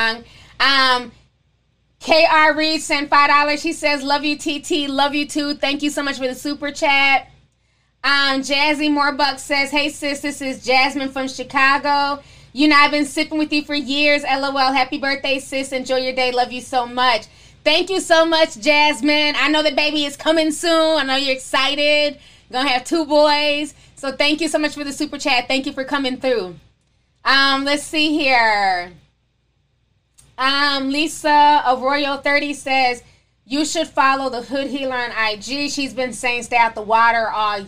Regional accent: Nigeria; being Nigerian

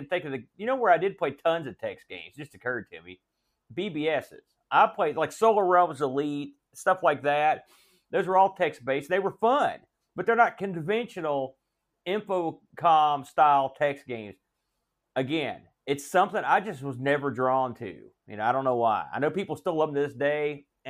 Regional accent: West Virginia, United States; I like to wear shorts and no socks. Because I'm from West Virginia.

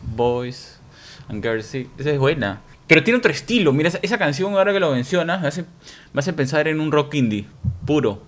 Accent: Peru; crecimos en Perú

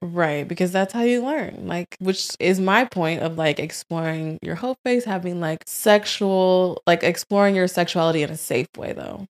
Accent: St. Louis, Missouri, United States; also born or lived in Tampa, Florida; now in Florida, United States; born in Saint Louis

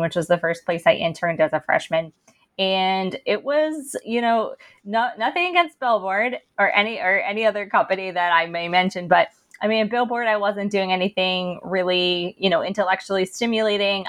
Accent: Princeton, New Jersey, United States; growing up in Princeton and attending elite colleges

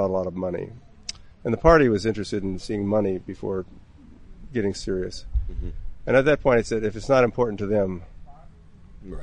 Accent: Minnesota, United States; moved away; my home state of Minnesota

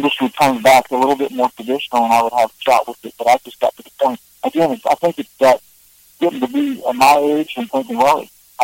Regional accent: Southern Ohio, United States; moved away as an adult; also born or lived in Nashville; growing up in Southern Ohio, we would always listen to Grand Ole Opry

